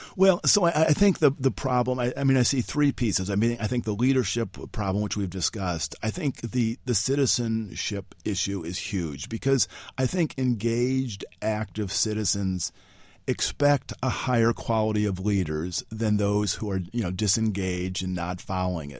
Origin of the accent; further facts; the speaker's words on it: Illinois, United States; moved away as an adult; now in Washington, United States; I'm from Illinois, went to Knox College in Galesburg, Illinois